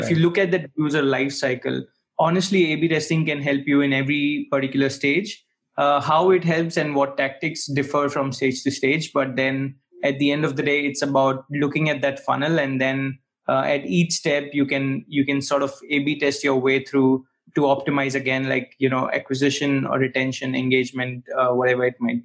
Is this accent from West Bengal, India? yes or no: no; Bharuch, Gujarat, India; moved away as an adult; now in Berlin, Germany; I'm actually coming from Bharuch, which is a small town in Western India. And I came to Germany for my master's